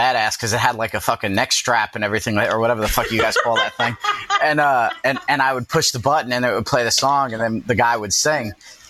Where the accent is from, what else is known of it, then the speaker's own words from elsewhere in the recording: New York, United States; I'm a New Yorker.